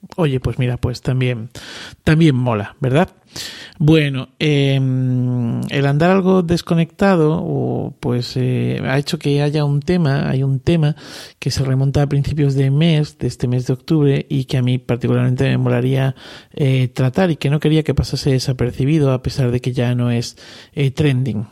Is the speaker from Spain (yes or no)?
yes; Cáceres, Extremadura, Spain; yo que soy de Cáceres, estoy más cerca del Atlántico